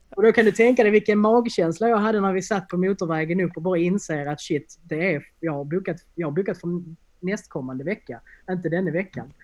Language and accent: Swedish; Helsingborg, Skåne, Sweden; also born or lived in Landskrona; jag är ju från Helsingborg från början